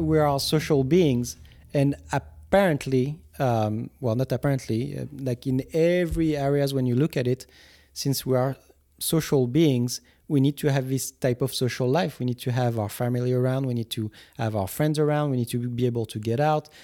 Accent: Guadeloupe; English is a second language; I was coming from Guadeloupe at the time

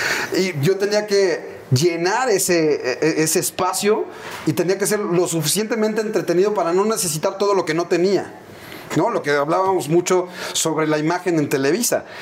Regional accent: Mexico City, Mexico; crecimos, nuestra infancia fue en la Aéreos de Chulubusco

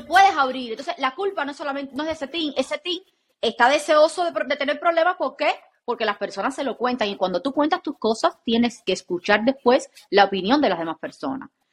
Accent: Cuba; soy cubana

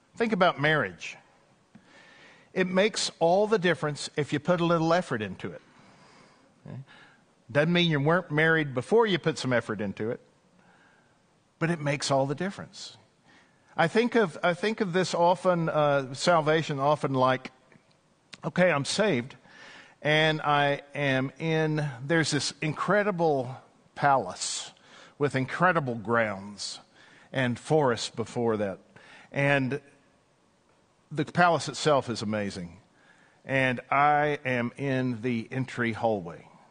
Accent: East Texas, United States; I remember growing up in East Texas

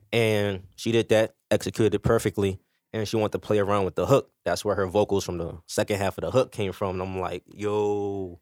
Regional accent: Philadelphia, Pennsylvania, United States; Badlands, you know, I'm from Fifth and Lehigh

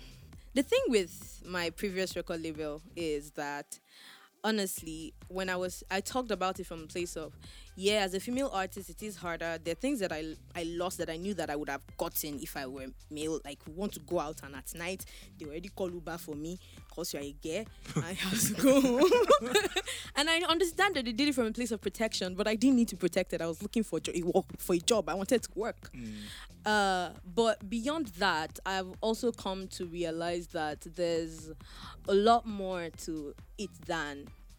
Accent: Ilorin, Kwara, Nigeria; And I came from Ilorin. Anybody in Bitiman is my family member that will come and help my life.

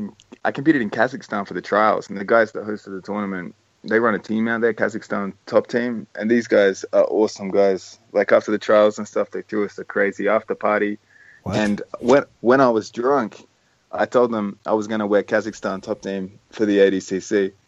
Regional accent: Adelaide, South Australia, Australia; my hometown of Adelaide

